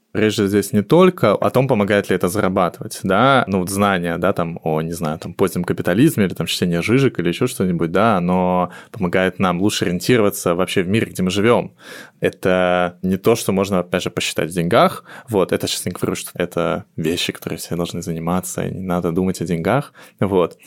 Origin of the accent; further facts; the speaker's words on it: Moscow, Russia; я москвич